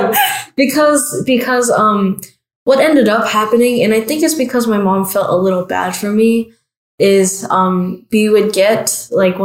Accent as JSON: {"language": "English", "country": "United States", "said": "we're from America"}